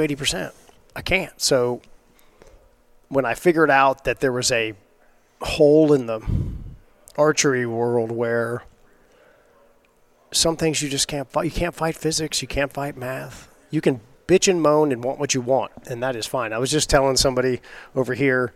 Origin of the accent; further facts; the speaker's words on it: Texas coast, United States; I grew up fishing on the Texas coast